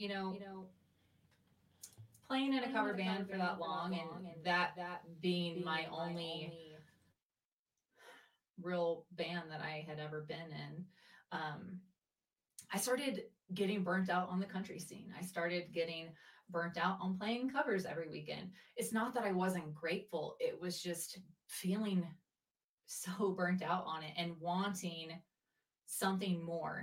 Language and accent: English; Mississippi, United States; also born or lived in Arizona; now in Denver, United States; Originally, I'm from Mississippi